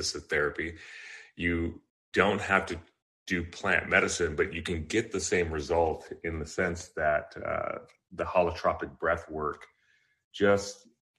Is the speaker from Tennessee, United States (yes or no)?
no; Kailua, Hawaii, United States; also born or lived in Southern California; I was born in California, Southern California, but I was predominantly raised in Hawaii, in Kailua on the island of Oahu.